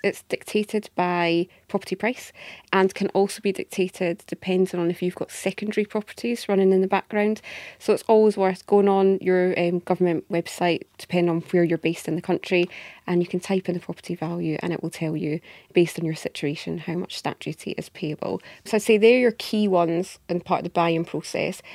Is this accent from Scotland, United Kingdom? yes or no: yes; Scotland, United Kingdom; accent: Scottish; also born or lived in Edinburgh; You can tell by my accent, I'm based up in Edinburgh in Scotland.